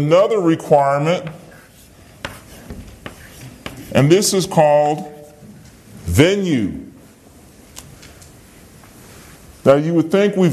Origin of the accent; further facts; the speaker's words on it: Virginia, United States; I'm a citizen of Virginia